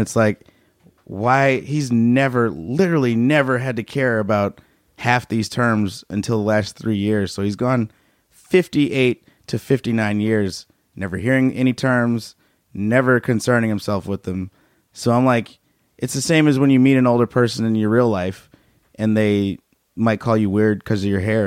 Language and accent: English; Chicago, Illinois, United States; moved away; I grew up in Chicago